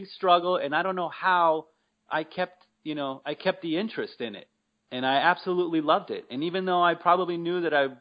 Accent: Mesa, Arizona, United States; I grew up here in Mesa

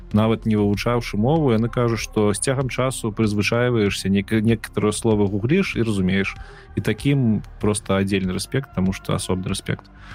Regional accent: Belarus; я беларус

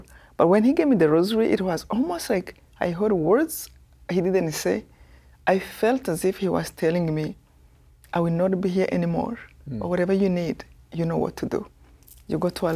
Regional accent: Rwanda; moved away as an adult; I come from Rwanda, this tiny

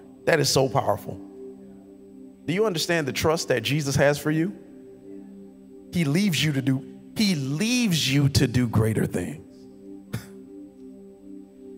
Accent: Miami Gardens, Florida, United States; I'm a dude from Carroll City

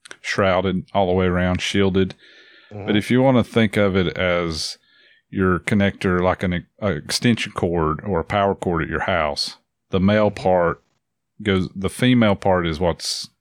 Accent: New Jersey, United States; I'm from Jersey

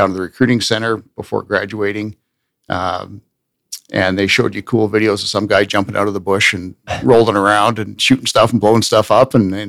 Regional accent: Smithers, British Columbia, Canada; also born or lived in Victoria, British Columbia; by the time I was 9, I was living kind of a Boy Scout dream. I was living on the edge of the wilderness. My family had moved from an urban environment out to literally the edge of the wilderness. A mile and a half from a real road, no power, no water.

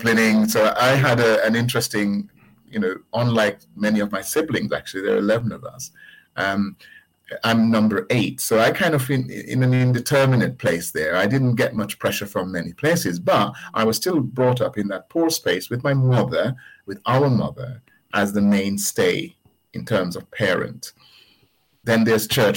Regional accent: Jamaica; also born or lived in Birmingham, United Kingdom; now in United Kingdom; I was born in Jamaica whilst Jamaica was still a colony of the United Kingdom.

